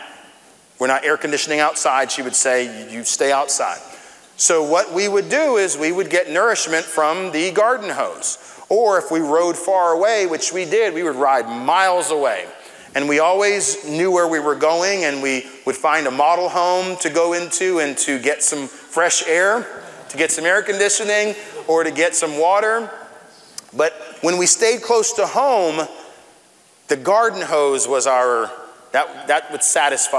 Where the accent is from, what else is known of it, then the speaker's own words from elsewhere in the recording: Tampa, Florida, United States; I grew up here in Florida, in Central Florida, in Tampa